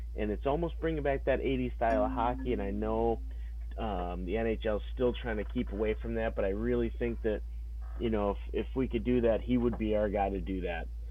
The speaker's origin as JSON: {"language": "English", "region": "New York", "country": "United States", "said": "I am from New York"}